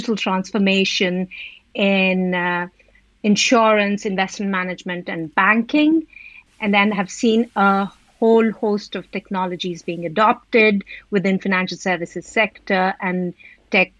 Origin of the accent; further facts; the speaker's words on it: Delhi, India; moved away as an adult; now in United Kingdom; I'm from originally from Delhi in India, came to UK for education